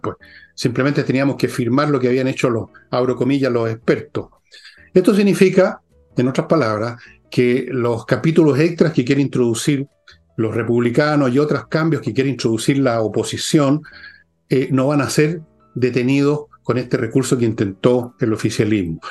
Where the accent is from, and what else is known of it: Chile